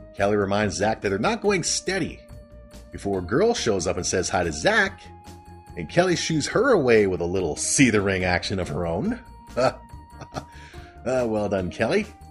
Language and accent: English; Canada; I'm Canadian.